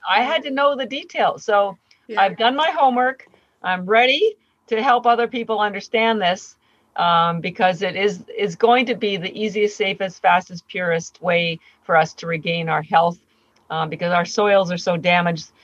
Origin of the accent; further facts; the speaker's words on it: Canada; moved away as an adult; now in Boston, United States; I do live in Boston, Massachusetts. I've been here for 30 years, but I'm Canadian